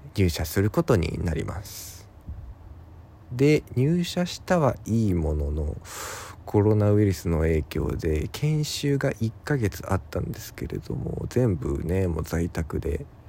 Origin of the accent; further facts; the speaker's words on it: Ibaraki, Japan; moved away as an adult; also born or lived in Tokyo; 僕、出身が茨城